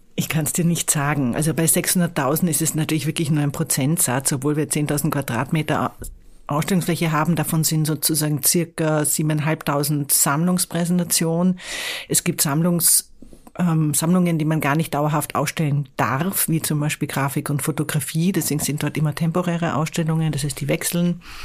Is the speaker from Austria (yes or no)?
yes; Vienna, Austria; moved away as an adult; now in Hamburg, Germany; ich komme aus der Stadt